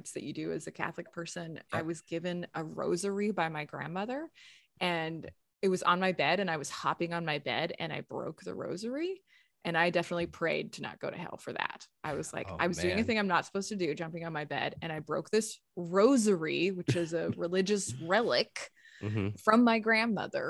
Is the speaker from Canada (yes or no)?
yes; Saskatchewan, Canada; now in Toronto, Canada; I grew up in Saskatchewan and we lived for a while at the top of this valley